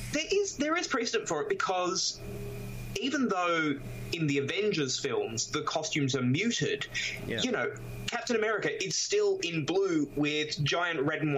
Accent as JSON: {"language": "English", "country": "Australia", "said": "in Australia we have a very troubled history with our Indigenous population."}